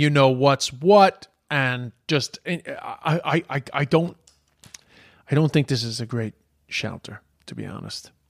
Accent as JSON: {"language": "English", "country": "Ireland", "also_born_or_lived": "China", "moved": "yes"}